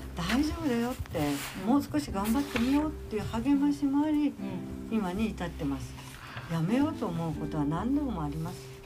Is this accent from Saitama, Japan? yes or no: yes; Ageo, Saitama, Japan; 私はげ尾で生まれ、げおで育ち、出たことないんですよ本当に上尾から